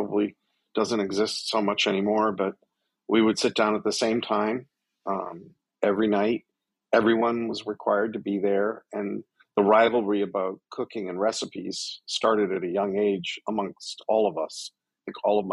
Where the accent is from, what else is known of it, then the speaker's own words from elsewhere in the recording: south of Boston, Massachusetts, United States; now in Washington, D.C., United States; I was born in Boston and grew up south of Boston in a coastal town